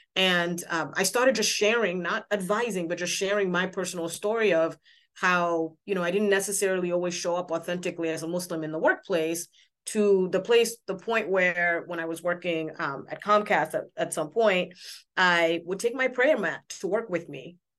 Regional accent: Senegal; moved away; I'm from Senegal, West Africa

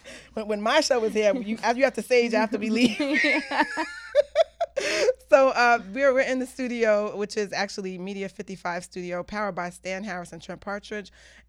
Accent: Jamaica; You know I'm Jamaican, right?

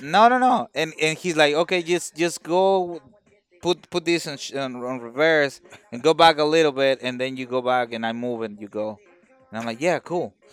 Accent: Mexico; now in United States; I'm in the United States, but I'm, I'm, I'm from Mexico

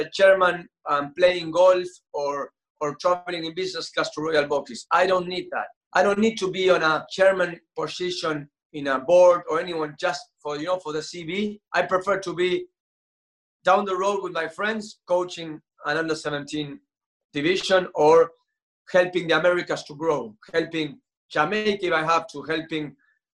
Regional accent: Argentina; I'm Argentinian

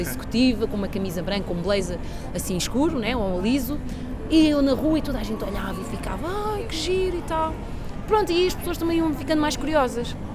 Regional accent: Portugal; also born or lived in São Tomé and Príncipe; Eu nasci em Santo Tomé Príncipe, Vim para Portugal muito nova, com 4 anos, com os meus pais

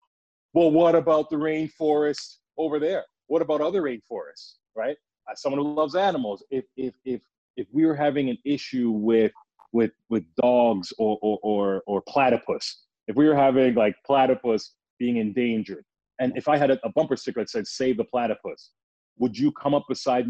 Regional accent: Toronto, Ontario, Canada; I'm talking about, I was born at Mount Sinai Hospital, University Avenue. What are you talking about?

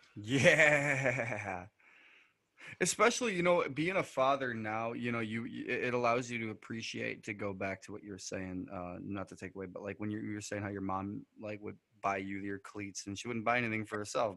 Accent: New York, United States; we're from New York, so we have the Niagara River

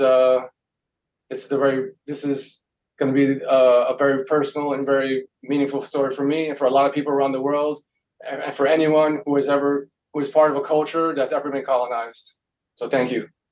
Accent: New York City, New York, United States; I grew up in New York City

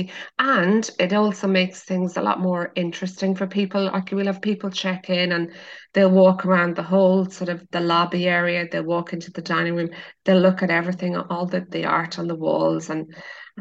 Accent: Carlingford, Leinster, Ireland; now in Dingle, Ireland; I was born in Louth, so Carlingford

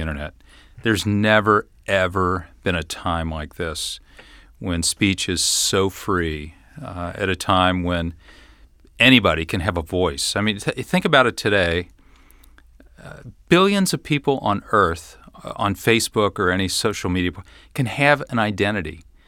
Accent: Fort Thomas, Kentucky, United States; also born or lived in Cincinnati; I grew up in Fort Thomas, went to Highlands High School

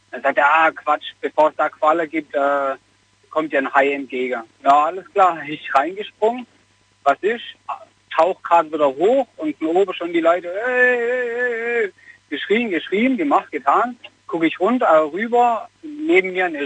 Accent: Messstetten, Baden-Württemberg, Germany; Genau, aus unserem Ort.

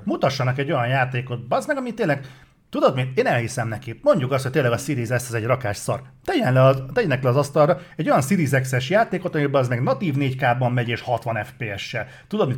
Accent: Hungary

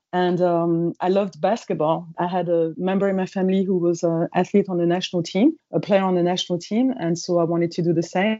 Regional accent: Paris, Île-de-France, France; English is a second language; moved away as an adult; also born or lived in Seattle, United States; I am from France and I grew up in Paris.

